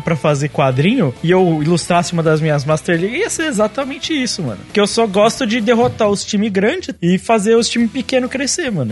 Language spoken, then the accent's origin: Portuguese; Brazil; eu sou brasileiro